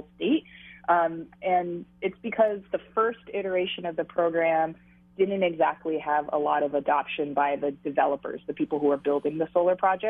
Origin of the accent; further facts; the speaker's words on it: Honolulu, Hawaii, United States; I grew up in Hawaii, born and raised, single mom who raised three kids, worked multiple jobs on minimum wage, and the four of us share in a one-bedroom apartment in Makiki